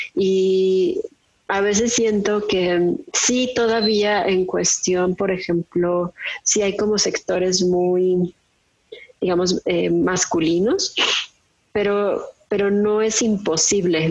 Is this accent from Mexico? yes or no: yes; Mexico; moved away as an adult; now in Saudi Arabia; soy eh, mexicana. Actualmente estoy haciendo un doctorado en Ingeniería y Ciencias Ambientales en Arabia Saudita